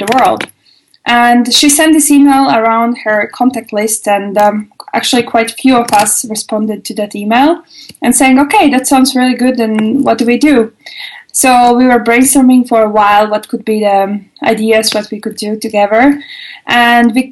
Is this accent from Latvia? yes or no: yes; Latvia; moved away as an adult; now in Germany; originally, actually, I'm from Latvia